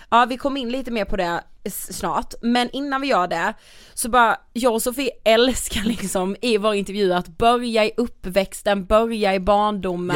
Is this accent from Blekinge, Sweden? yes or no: yes; Karlshamn, Blekinge, Sweden; inte så långt ifrån Karlshamn, där vi växte upp